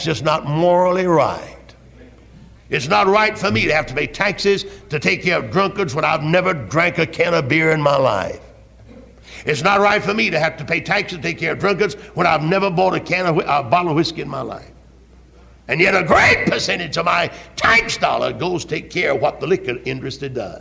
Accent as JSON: {"language": "English", "town": "Greenville", "region": "South Carolina", "country": "United States", "said": "I was from Greenville"}